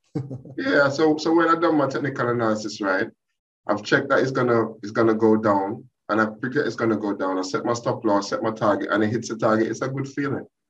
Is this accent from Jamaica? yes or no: yes; Jamaica; moved away as an adult; now in United Kingdom; my background is I'm Jamaican. Uh, I've been in this country now about uh, 20 years. I came here to do my master's